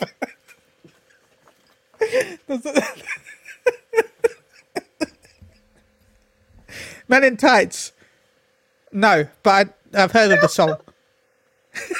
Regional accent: United Kingdom

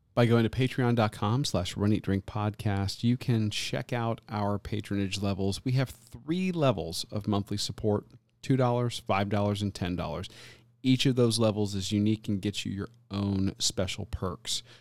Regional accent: Tampa, Florida, United States; now in Southwest Florida, United States; my hometown

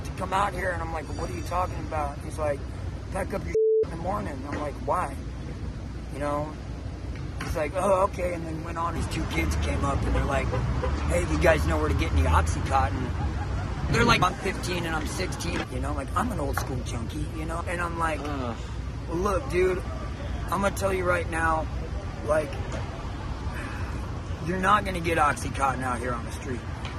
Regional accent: Louisiana, United States; now in San Francisco, United States; Louisiana, Texas area.

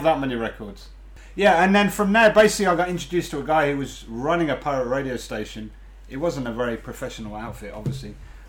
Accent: Cambridge, East of England, United Kingdom; moved away as an adult; now in Japan; I was born in Cambridge in 1975, January.

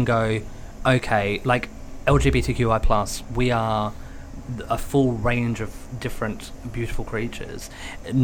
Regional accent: Australia; I'm Australian

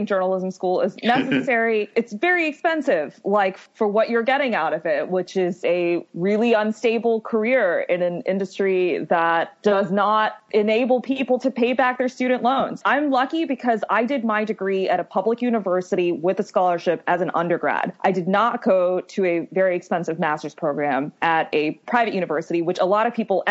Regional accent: Ellicott City, Maryland, United States; moved away as an adult; now in New York, United States; I'm from Maryland, and I grew up in a suburb of Maryland called Ellicott City

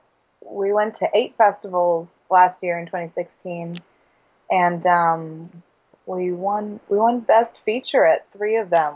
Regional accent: Neenah, Wisconsin, United States; also born or lived in Grand Rapids, Michigan / Madison, Wisconsin / Door County, Wisconsin; I was born in Michigan in Grand Rapids, but I've lived in Wisconsin since I was like 2 years old.

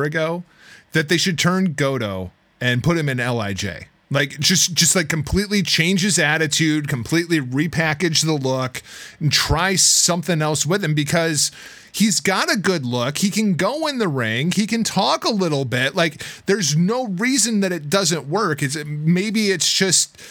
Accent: United States; as an American wrestling fan

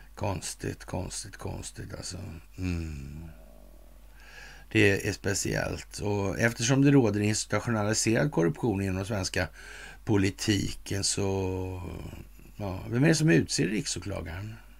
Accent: Sweden; som svensk numera

